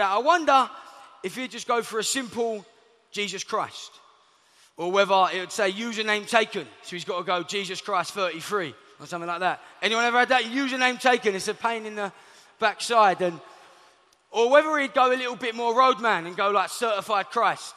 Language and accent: English; London, United Kingdom; I'm from Southeast London